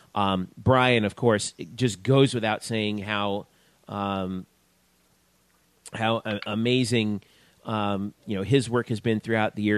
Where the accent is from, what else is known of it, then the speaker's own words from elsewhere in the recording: South Florida, United States; also born or lived in Georgia; I'm from South Florida